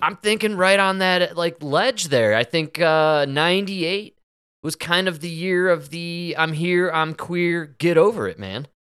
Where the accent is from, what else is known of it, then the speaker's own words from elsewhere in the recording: Chicago, Illinois, United States; growing up in Chicago, in the suburbs